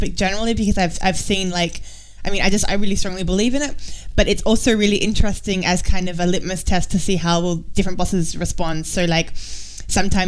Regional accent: Australia; now in Germany; growing up in Australia

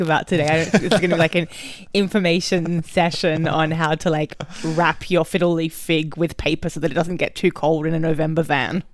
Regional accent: Australia; also born or lived in Berlin, Germany; now in London, United Kingdom; I'm Australian

